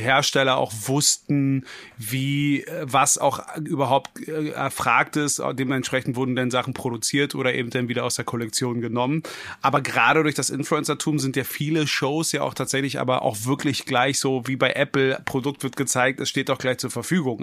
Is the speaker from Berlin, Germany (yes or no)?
yes; Berlin, Germany; ich bin ein gebürtiger Berliner.